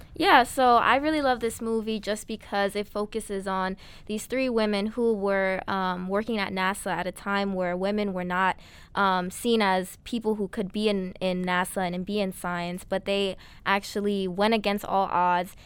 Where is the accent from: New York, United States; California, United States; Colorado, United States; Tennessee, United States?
New York, United States; New York City; I'm from the Bronx, New York. We love the borough